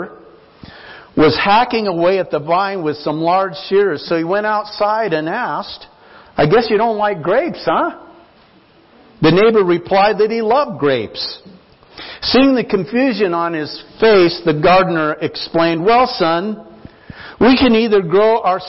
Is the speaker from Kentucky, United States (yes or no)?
no; Nampa, Idaho, United States; now in Longmont, United States; I grew up in Idaho on a small farm. We called it an acreage outside of Nampa, there in the country